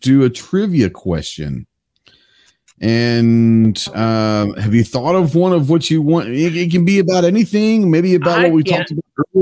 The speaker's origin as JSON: {"language": "English", "town": "Dallas", "region": "Texas", "country": "United States", "tie": "born or raised there", "moved": "yes", "lives_now": "Arkansas, United States", "said": "I'm from Dallas originally. I grew up there and all that. I live in Arkansas now"}